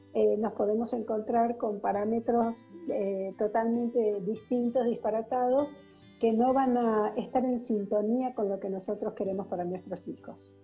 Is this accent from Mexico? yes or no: no; Argentina; soy psicóloga argentina